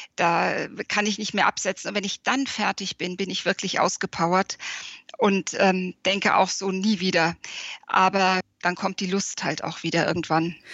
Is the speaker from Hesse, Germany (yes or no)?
yes; Frankfurt, Hesse, Germany; now in Wiesbaden, Germany; Ich lebe in Wiesbaden, also in Hessen, bin auch gebürtige Hessin, äh, aus Frankfurt stammend